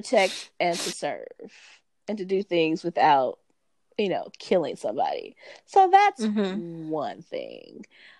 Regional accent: Los Angeles, California, United States; Growing up in Los Angeles in the 80s and 90s

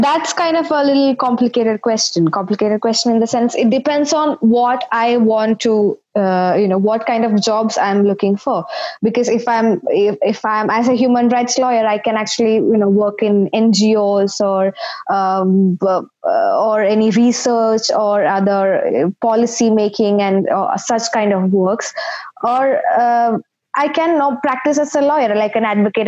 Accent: India; moved away as an adult; now in United Kingdom; I am an undergrad from India. So I am basically a lawyer recognized uh, in the Indian jurisdiction

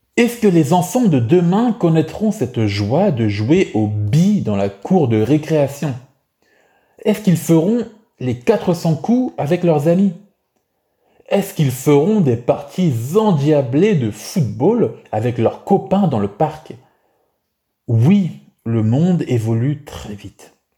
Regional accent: France; ma vie en France en tant que français

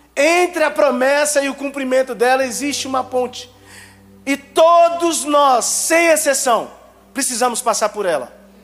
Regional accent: Aparecida de Goiânia, Goiás, Brazil; Eu nasci no Garavelo, mas eu nasci no Garavelo numa época muito difícil, terrível, perigoso.

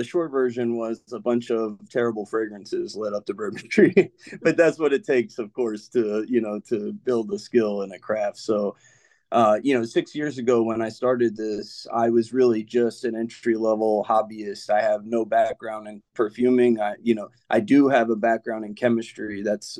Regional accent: New Orleans, Louisiana, United States; also born or lived in Memphis, United States / Brooklyn, United States / Sacramento, United States; I was from New Orleans, but I grew up kind of moving around. I lived in Memphis, Tennessee for a while, Brooklyn, New York. I lived in Sacramento, California, a lot of moving around, but home was always New Orleans.

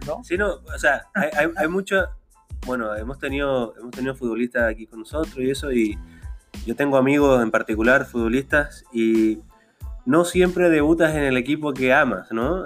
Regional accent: Chile; yo soy chileno

